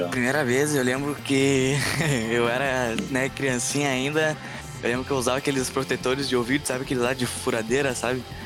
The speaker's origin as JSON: {"language": "Portuguese", "town": "Canoas", "region": "Rio Grande do Sul", "country": "Brazil", "said": "eu sou residente de Canoas, aqui no Rio Grande do Sul."}